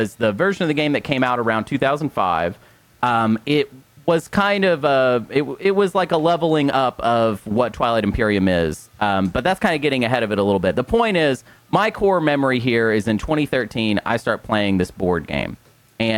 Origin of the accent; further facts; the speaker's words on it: Arkansas, United States; moved away; We're all Arkansans